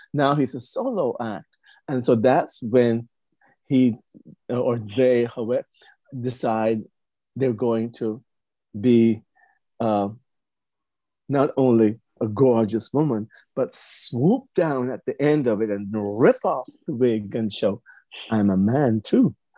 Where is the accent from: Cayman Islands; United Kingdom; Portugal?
Cayman Islands; now in Texas, United States; originally I'm from the Cayman Islands, Grand Cayman Island